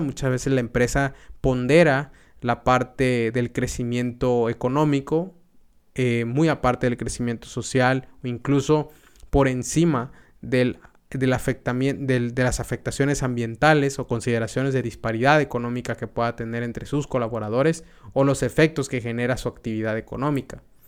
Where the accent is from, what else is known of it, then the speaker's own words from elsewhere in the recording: Mexico; also born or lived in United States; cuando me fui de México, estuve viajando a Estados Unidos